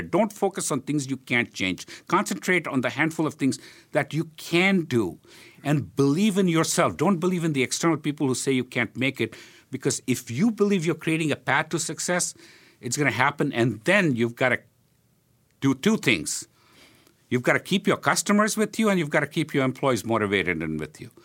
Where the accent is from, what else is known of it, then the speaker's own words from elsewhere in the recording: Hyderabad, Telangana, India; now in Philadelphia, United States; when I was growing up in India